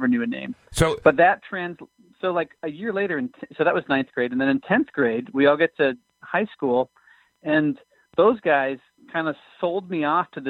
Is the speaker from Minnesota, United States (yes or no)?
yes; Minneapolis, Minnesota, United States; also born or lived in Plymouth, Minnesota; I'm from here in the Twin Cities. I grew up in Northeast Minneapolis and then moved out to Plymouth